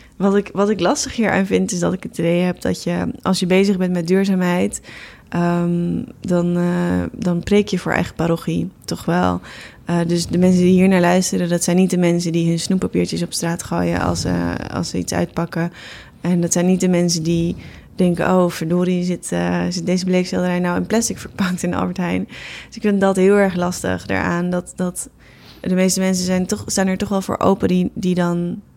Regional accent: Netherlands; ik ben geboren in Nederland en niet in India

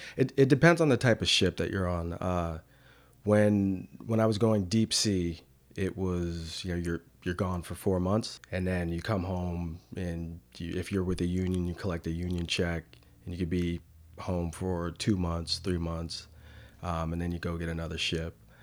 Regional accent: New Canaan, Connecticut, United States; now in Durham, United States; in a small town called, uh, New Canaan

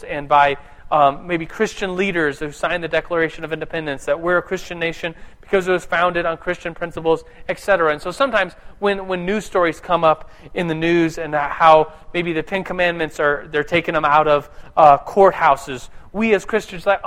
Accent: United States; I'm an American

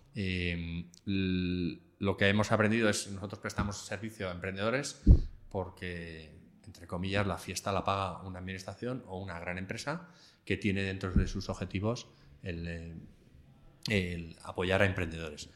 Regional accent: Alcalá de Henares, Community of Madrid, Spain; yo soy de Alcalá de Henares, cuando vuelvo a mi casa

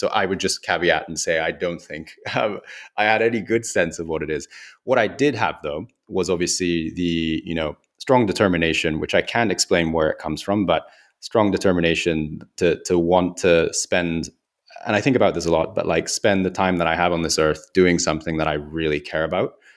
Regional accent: Kyoto, Japan; moved away; also born or lived in United Kingdom; in Kyoto where I grew up

